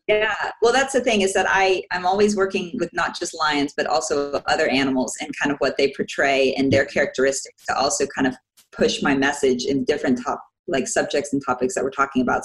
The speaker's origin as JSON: {"language": "English", "town": "Orlando", "region": "Florida", "country": "United States", "tie": "born or raised there", "also_born_or_lived": "Washington, D.C.", "moved": "yes", "lives_now": "Nuremberg, Germany", "said": "I am actually an American. I was born in DC and raised in Orlando, Florida."}